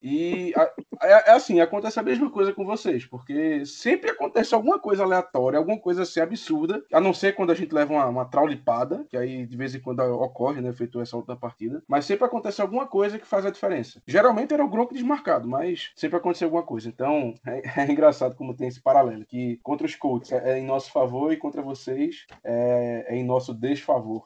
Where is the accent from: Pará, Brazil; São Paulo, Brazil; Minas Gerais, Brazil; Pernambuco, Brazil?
Pernambuco, Brazil; Recife; eu sou de Recife